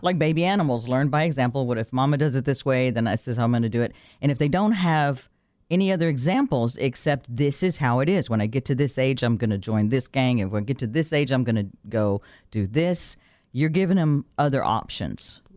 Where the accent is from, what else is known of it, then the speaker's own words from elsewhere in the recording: Texas, United States; moved away; We grew up poor in Texas